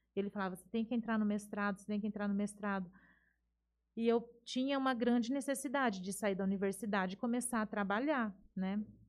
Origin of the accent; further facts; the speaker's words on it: Jales, São Paulo, Brazil; eu nasci aqui em Jales, né? Sempre estudei aqui até os 18 anos